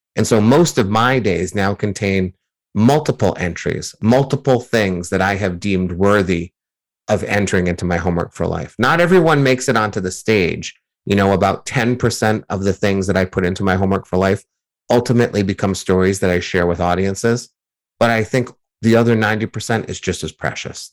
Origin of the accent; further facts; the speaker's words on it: near Boston, Massachusetts, United States; growing up near Boston as a Yankees fan